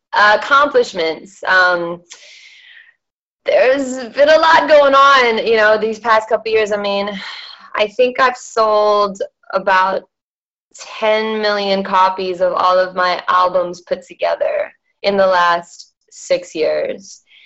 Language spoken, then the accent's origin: English; Perth, Western Australia, Australia; also born or lived in Malaysia; so I was born in Malaysia and that's where my dad had his karaoke and everything. And then by the age of 10, they decided to move us over to Perth, Western Australia